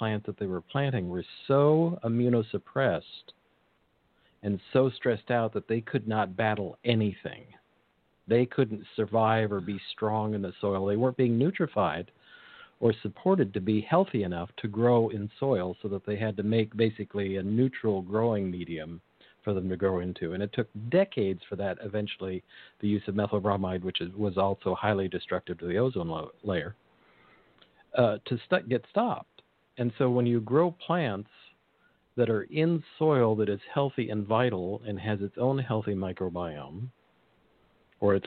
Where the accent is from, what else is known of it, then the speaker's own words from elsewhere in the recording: near the Salinas Valley, California, United States; as a kid, I grew up near the Salinas Valley.